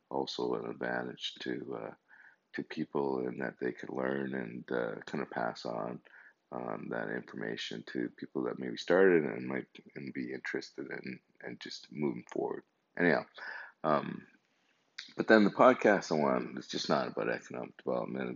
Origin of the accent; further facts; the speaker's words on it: Calgary, Alberta, Canada; also born or lived in Lahore, Pakistan / Montreal; I'm 55 years old, originally from Calgary. Well, no, actually, I was born in Pakistan, Lahore, Pakistan